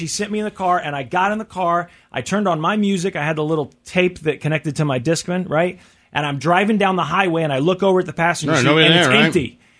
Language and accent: English; Missouri, United States; I grew up in Missouri